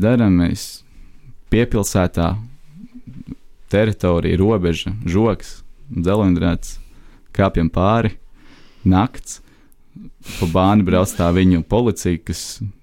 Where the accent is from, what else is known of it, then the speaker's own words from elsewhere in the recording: Latvia; mēs esam latvieši